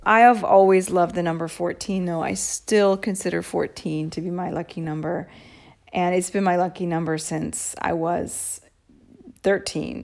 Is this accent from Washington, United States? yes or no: yes; Seattle, Washington, United States; moved away as an adult; now in Rome, Italy; I'm from Seattle. Uh, Katie and I met on the school bus in the sixth grade